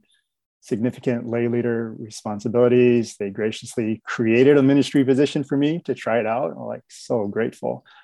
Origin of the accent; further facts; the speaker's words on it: Chicago, Illinois, United States; now in Roseville, United States; I was born and raised in Chicago